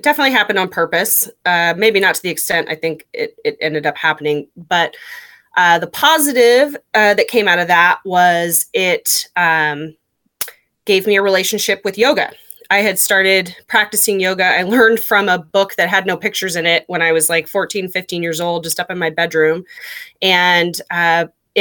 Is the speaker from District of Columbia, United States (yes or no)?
no; Anacortes, Washington, United States; I grew up in Anacortes